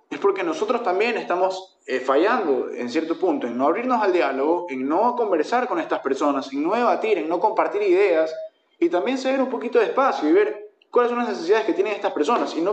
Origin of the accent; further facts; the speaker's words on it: Ecuador; Somos ecuatorianos